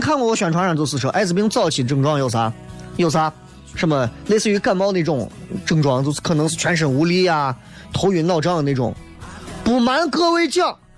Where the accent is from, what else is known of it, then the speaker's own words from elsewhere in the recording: Xi'an, Shaanxi, China; 我们西安的这个什么人均G D P是多少的一个城市